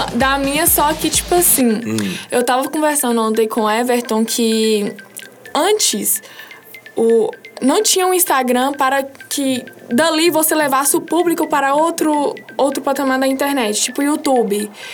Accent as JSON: {"language": "Portuguese", "town": "Janaúba", "region": "Minas Gerais", "country": "Brazil", "said": "eu sou lá de Anaúba"}